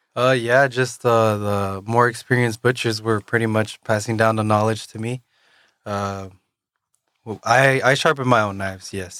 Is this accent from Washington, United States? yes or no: yes; Yakima, Washington, United States; also born or lived in Kennewick, Washington; up until I was thirteen years old, I lived in Yakima, Washington